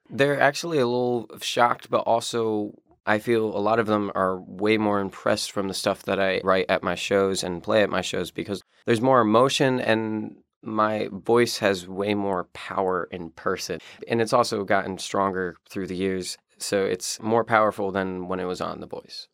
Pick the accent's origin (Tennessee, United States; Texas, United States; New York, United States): New York, United States; upstate; I'm from upstate New York, and I live in the town of Glen